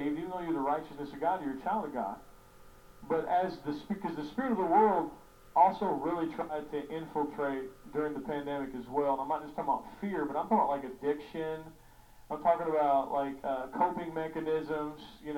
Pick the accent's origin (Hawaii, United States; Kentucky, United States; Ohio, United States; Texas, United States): Kentucky, United States; I'm from Kentucky, and so we got ponds.